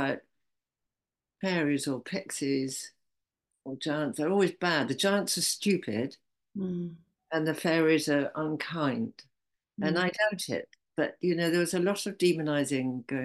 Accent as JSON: {"language": "English", "town": "Zennor", "region": "South West England", "country": "United Kingdom", "said": "I come from Zena"}